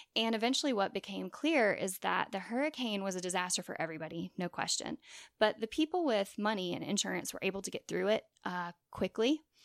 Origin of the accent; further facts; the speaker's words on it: Long Beach, Mississippi, United States; my hometown of Long Beach, Mississippi